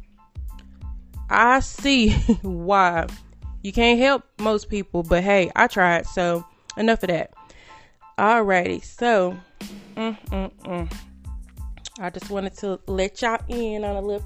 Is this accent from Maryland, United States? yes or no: no; Greenville, Texas, United States; moved away; I'm from Greenville, Texas, as most of you good people know. And I reached out to a few people from my hometown